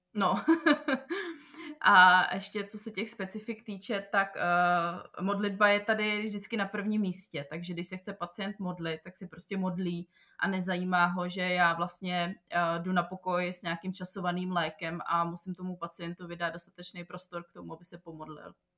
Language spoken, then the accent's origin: Czech; Czechia; moved away as an adult; also born or lived in Prague; now in Jeddah, Saudi Arabia; u nás v Čechách